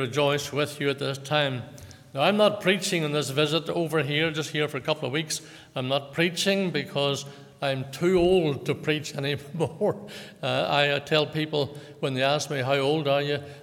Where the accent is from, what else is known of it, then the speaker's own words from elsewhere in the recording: Lisburn, Northern Ireland, United Kingdom; I was born in Lagan Valley Hospital in Lisburn in 1936